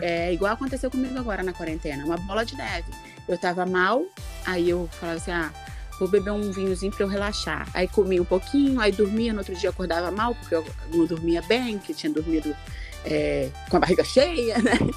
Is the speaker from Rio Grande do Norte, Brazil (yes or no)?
no; Colatina, Espírito Santo, Brazil; saí lá de Colatina